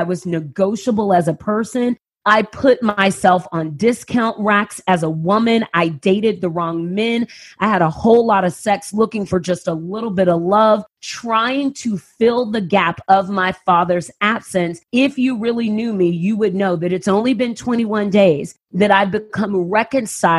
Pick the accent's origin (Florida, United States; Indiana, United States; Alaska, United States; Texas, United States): Texas, United States; San Antonio; I grew up in San Antonio, Texas. I moved to San Antonio when I was, was moved by my family when I was 6 weeks old